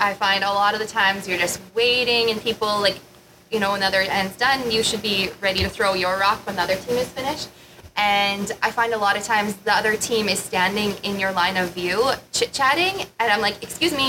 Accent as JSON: {"language": "English", "country": "Canada", "tie": "born or raised there", "said": "I think growing up in Canada too, like at curling, it's curling."}